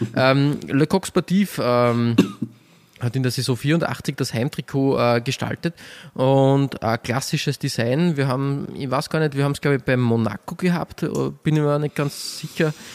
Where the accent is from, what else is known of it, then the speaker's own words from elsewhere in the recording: Austria; als Österreicher